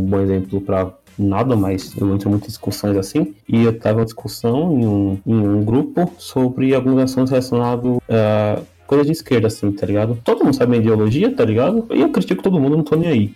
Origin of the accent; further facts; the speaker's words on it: Northeast Region, Brazil; eu sou nordestino